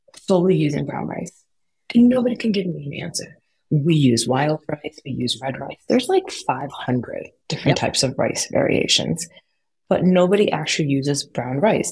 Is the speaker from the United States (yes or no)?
yes; United States; I was born in the United States. I was raised in the United States